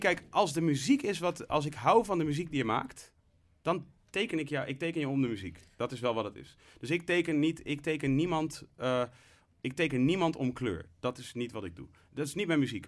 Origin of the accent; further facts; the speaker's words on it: Leusden, Utrecht, Netherlands; also born or lived in Amsterdam; ik ben opgegroeid in Leusden in een, veel, hè, in een overwegend witte gemeenschap